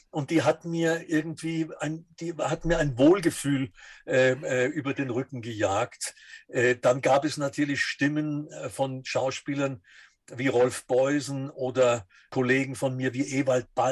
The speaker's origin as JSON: {"language": "German", "town": "Dresden", "region": "Saxony", "country": "Germany", "tie": "born or raised there", "said": "Also ich bin 1938 geboren und habe noch einen ganz schönen Schippel vom Zweiten Weltkrieg mitbekommen und bin dann im Nachkriegsdeutschland in Dresden äh, gewesen, und das war die russische Zone."}